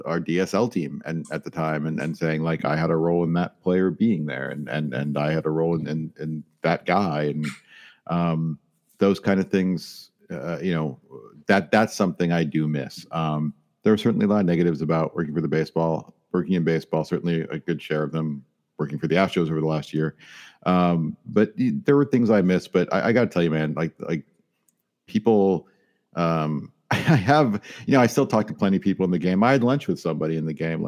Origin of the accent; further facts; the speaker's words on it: Midwest, United States; I live in Illinois. I grew up, and I'm from the Midwest